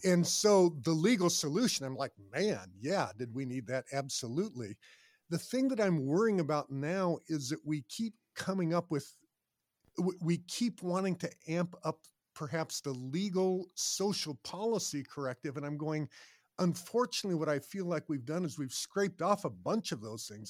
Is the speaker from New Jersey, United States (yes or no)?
no; Boulder, Colorado, United States; I grew up in Boulder, Colorado